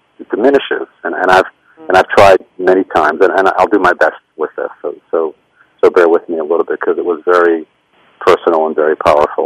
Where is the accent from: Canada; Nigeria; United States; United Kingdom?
United States; Rochester, New York; also born or lived in Brooklyn, New York; I was born in Brooklyn. My mother grew up in an Orthodox Jewish household in Brooklyn, and my father grew up in a more assimilated kind of home. And they moved to Rochester when I was a baby, and I grew up there